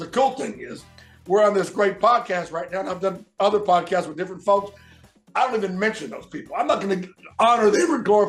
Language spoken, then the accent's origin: English; right outside of Memphis, Tennessee, Mississippi, United States; accent: southern; also born or lived in West Virginia; Right outside of Memphis, Tennessee. Yeah. So I was born in West Virginia, but I've been here basically my whole life.